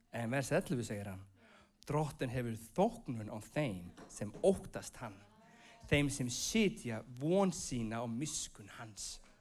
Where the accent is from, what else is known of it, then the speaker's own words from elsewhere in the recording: Iceland; moved away as an adult; also born or lived in United States; ég er frá Íslandi